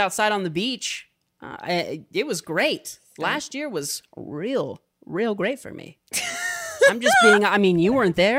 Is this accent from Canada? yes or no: no; Midwest, United States; I'm from the Midwest.